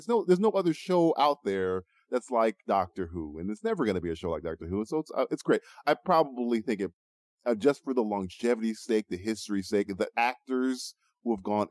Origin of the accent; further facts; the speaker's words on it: United States; I'm American